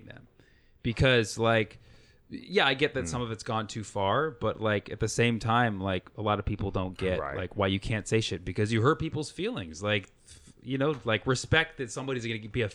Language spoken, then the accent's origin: English; Berkeley, California, United States; I grew up in Berkeley for the most